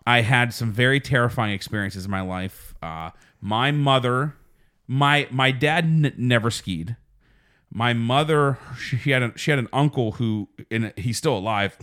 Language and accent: English; Uniontown, Pennsylvania, United States; we grew up in Uniontown, which is very close to Seven Springs